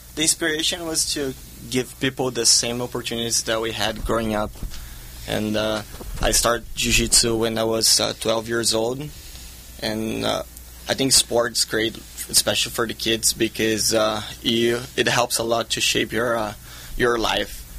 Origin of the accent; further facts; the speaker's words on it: Brazil; now in California, United States; I grew up in Brazil.